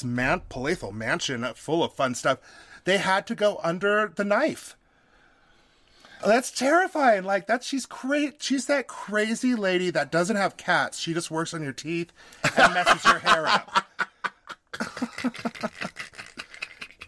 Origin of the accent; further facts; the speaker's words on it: Reno, Nevada, United States; now in Salt Lake City, United States; I grew up in Reno, Nevada